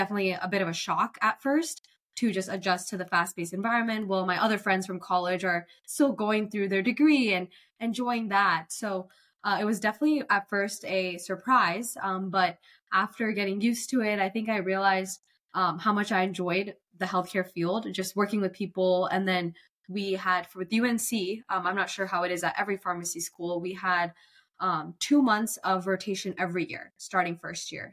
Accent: Cary, North Carolina, United States; I'm born and raised from Cary, North Carolina. Never left.

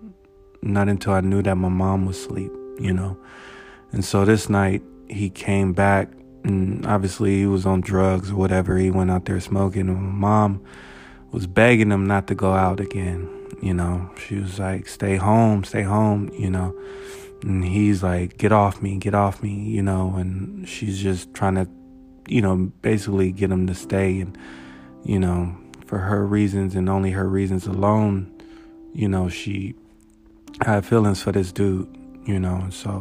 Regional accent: United States; growing up in Valley View, it was chill

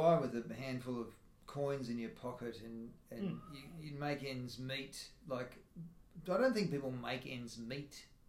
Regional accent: Tasmania, Australia; I grew up in Tasmania.

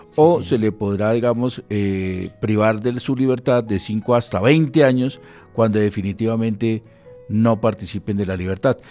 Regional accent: Colombia; como ciudadanos y como colombianos

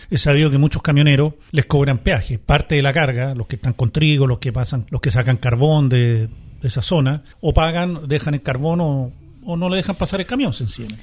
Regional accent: Chile; todos como chilenos

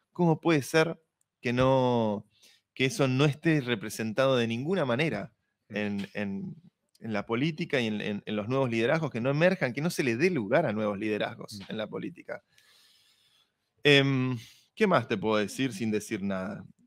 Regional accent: Argentina

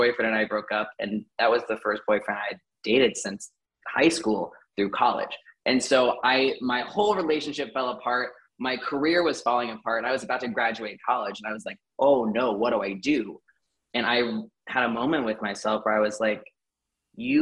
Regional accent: Indiana, United States; I'm from Indiana and I grew up with a very warped sense of health

